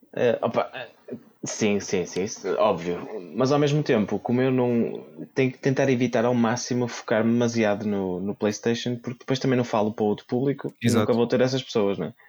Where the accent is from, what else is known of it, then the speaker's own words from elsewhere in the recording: Braga, Norte, Portugal; Eu sou de Braga